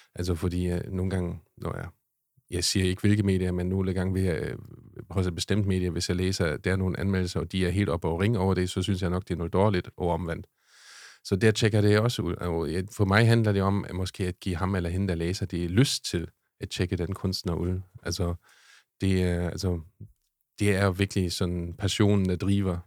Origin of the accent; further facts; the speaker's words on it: Schleswig-Holstein, Germany; accent: German; Danish is a second language; moved away as an adult; now in Denmark; jeg kommer fra Tyskland